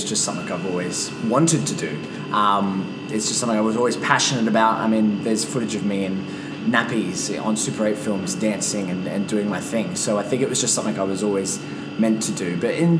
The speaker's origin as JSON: {"language": "English", "town": "Brisbane", "region": "Queensland", "country": "Australia", "said": "I'm from Brisbane in Queensland, and I've been dancing, singing, and acting since I was about 3 years of age"}